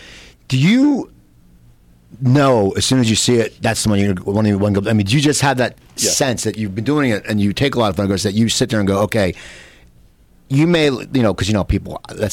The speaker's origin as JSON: {"language": "English", "town": "Cherry Hill", "region": "New Jersey", "country": "United States", "tie": "born or raised there", "said": "That's out of my hometown area of Cherry Hill, New Jersey"}